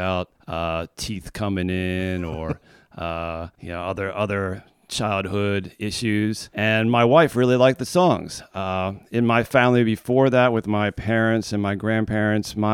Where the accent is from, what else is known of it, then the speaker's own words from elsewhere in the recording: Philadelphia, Pennsylvania, United States; also born or lived in San Francisco; now in Albany, United States; I moved to Albany in about 2001. And I'm from Philadelphia originally, but I was moving here from San Francisco.